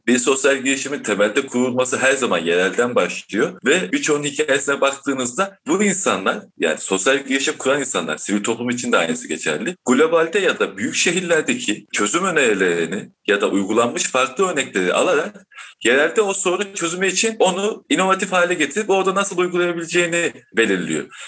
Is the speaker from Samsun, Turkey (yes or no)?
yes; Çarşamba, Samsun, Turkey; ben Çarşamba'da doğdum büyüdüm. Çarşambalıyım